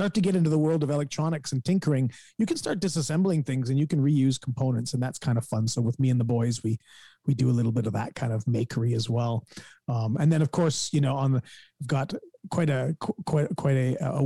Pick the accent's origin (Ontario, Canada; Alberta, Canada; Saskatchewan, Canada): Ontario, Canada; Guelph; here in my hometown of Guelph